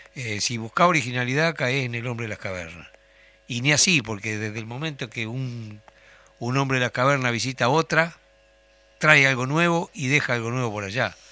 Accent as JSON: {"language": "Spanish", "region": "Tacuarembó", "country": "Uruguay", "tie": "born or raised there", "moved": "yes", "lives_now": "Montevideo, Uruguay", "said": "soy de Tacuarembó"}